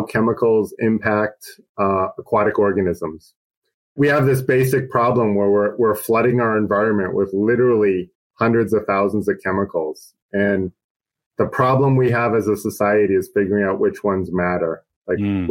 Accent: New Hampshire, United States; moved away; also born or lived in Washington / Hawaii; I grew up in New Hampshire

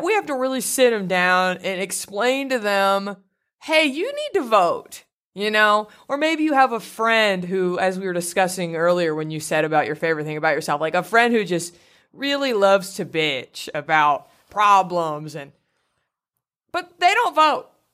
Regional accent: Garland, Texas, United States; my hometown of Garland, Texas

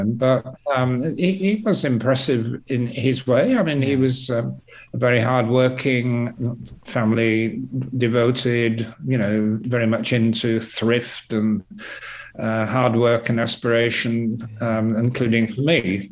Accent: York, Yorkshire and the Humber, United Kingdom; now in Twickenham, United Kingdom; York, which is my hometown

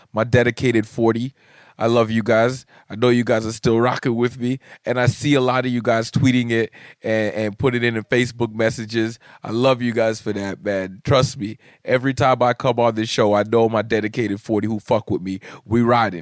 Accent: Canada; being a Canadian comic

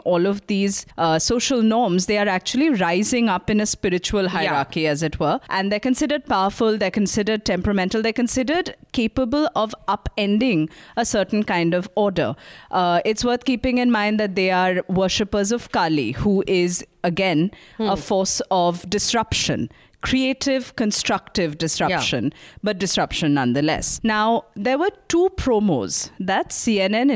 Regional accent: India; as an Indian

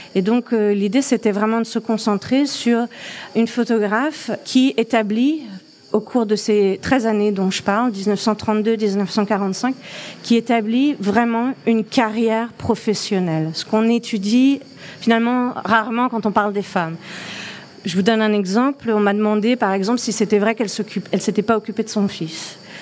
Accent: France; moved away as an adult; now in Toronto, Canada; je suis française. Euh, ça fait 15 ans que je vis à Toronto

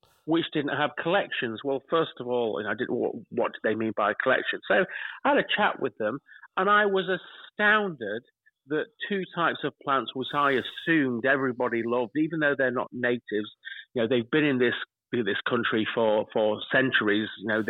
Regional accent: Derbyshire, East Midlands, United Kingdom; also born or lived in Lincolnshire; now in Brant Broughton, United Kingdom; me coming from Derbyshire

